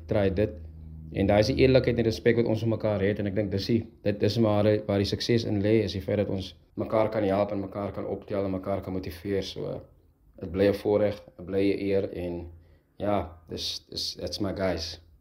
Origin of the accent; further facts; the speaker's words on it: Heidelberg, Western Cape, South Africa; ons het saam groot geword. Ons is van Heidelberg af